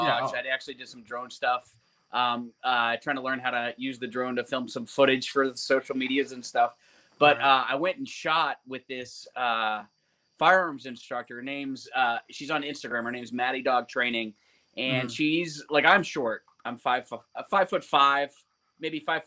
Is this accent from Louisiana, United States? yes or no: yes; Louisiana, United States; I grew up in Louisiana